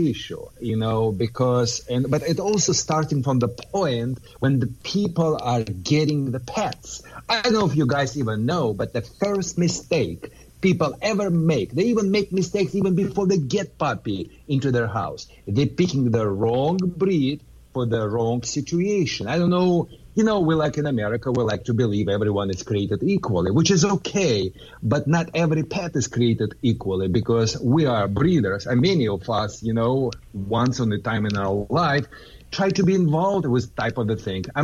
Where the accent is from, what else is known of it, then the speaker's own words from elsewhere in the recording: Southern California, United States; I am from Southern California